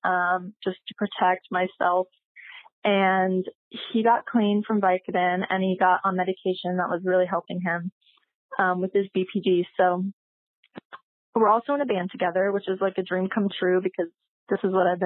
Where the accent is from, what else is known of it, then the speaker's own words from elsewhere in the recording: Texas, United States; moved away as an adult; now in Arizona, United States; I am 21 and I grew up in Texas